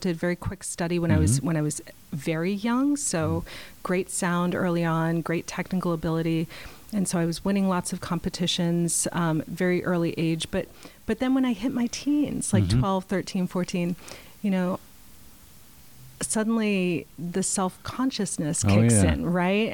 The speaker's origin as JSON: {"language": "English", "town": "Boston", "region": "Massachusetts", "country": "United States", "tie": "born or raised there", "moved": "yes", "lives_now": "Portland, United States", "said": "I grew up in the Boston area"}